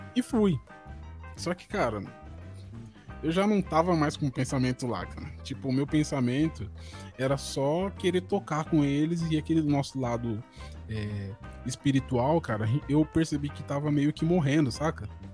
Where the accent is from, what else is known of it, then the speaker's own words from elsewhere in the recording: Jundiaí, São Paulo, Brazil; also born or lived in Jabaquara, São Paulo; Eu sou de Jundiaí, né? São Paulo, Jundiaí, interior